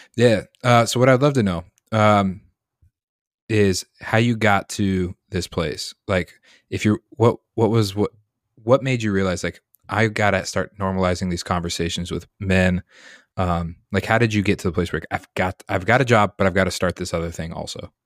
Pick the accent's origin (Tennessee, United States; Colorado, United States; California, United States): Colorado, United States; now in Massachusetts, United States; I grew up in Colorado